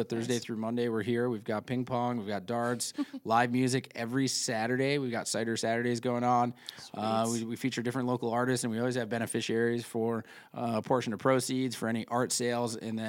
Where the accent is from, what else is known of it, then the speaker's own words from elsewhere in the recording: New York, United States; I'm from Central New York originally, so I like to show a little love